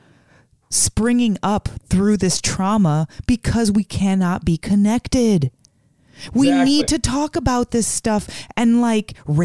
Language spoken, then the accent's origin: English; Las Vegas, Nevada, United States; We're from Vegas, you know, where it's about shows and performing.